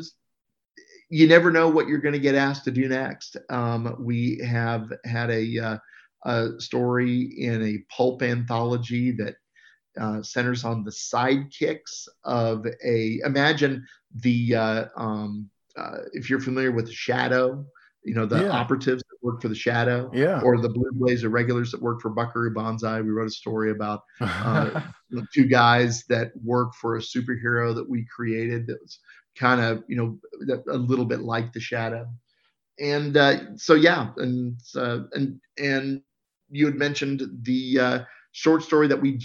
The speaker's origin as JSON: {"language": "English", "town": "Abilene", "region": "Kansas", "country": "United States", "tie": "born or raised there", "said": "I grew up in Abilene, Kansas"}